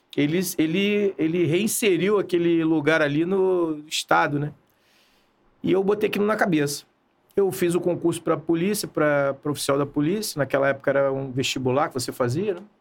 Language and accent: Portuguese; Rio de Janeiro, Brazil; E a minha, a minha adolescência eu passei em Copacabana.